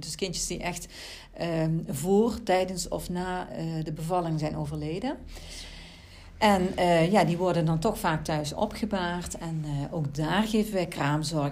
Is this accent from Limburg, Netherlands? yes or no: yes; Central Limburg, Netherlands; Ik ben zelf uit Midden-Limburg, dus ze proberen mij ook echt daar in die regio mhm. in te zetten